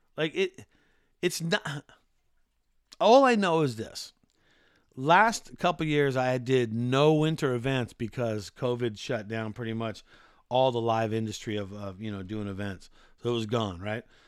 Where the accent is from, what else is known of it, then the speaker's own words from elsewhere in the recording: California, United States; also born or lived in Maui, Hawaii; I've grown up, born and raised in California